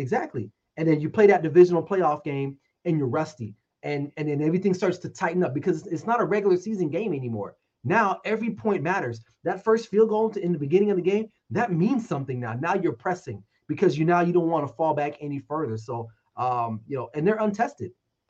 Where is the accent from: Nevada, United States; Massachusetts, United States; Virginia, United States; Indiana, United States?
Nevada, United States; Las Vegas; So I'm from Vegas. So betting is a big part of my environment here.